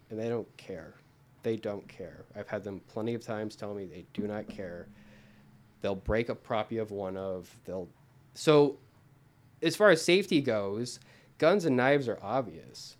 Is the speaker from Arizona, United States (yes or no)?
yes; Arizona, United States; moved away as an adult; now in Los Angeles, United States; I'm from Arizona. Everyone has a gun in Arizona.